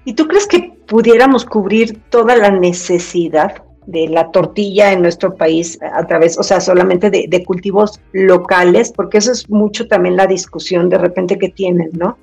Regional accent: Mexico; mi país, México

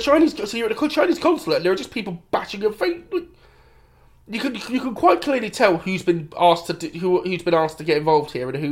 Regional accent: United Kingdom; we're the British.

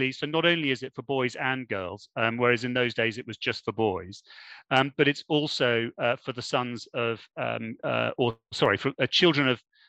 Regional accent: Germany; now in United Kingdom; I was born in Germany and moved around within Germany for quite a long period of time before eventually coming back to the UK.

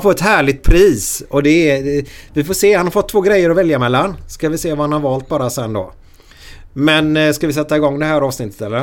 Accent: Gothenburg, Västra Götaland, Sweden; där jag växte upp i Frölunda

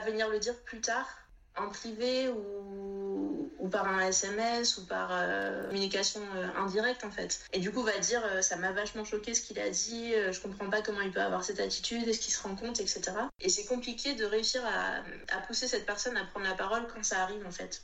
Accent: Réunion; moved away as an adult; also born or lived in Metropolitan France; now in France; je suis née, j'ai grandi à La Réunion, j'y suis restée jusqu'à mon baccalauréat

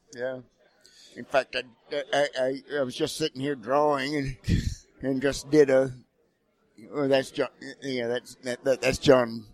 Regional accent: Texas, United States; now in Missouri, United States; I'm a Texan

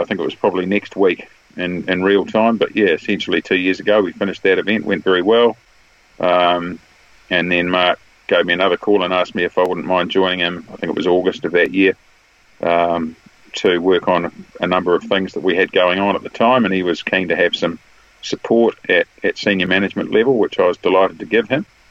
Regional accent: Wellington, New Zealand; Wellington, which is my hometown

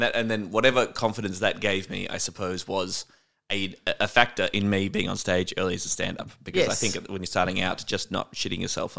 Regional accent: Warrnambool, Victoria, Australia; I don't think so, because I think growing up in Warrnambool, it, yeah, would be much harder to lie.

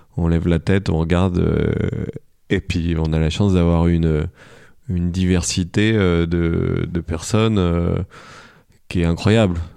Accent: Paris, Île-de-France, France; on vient de, de, de France et de Paris

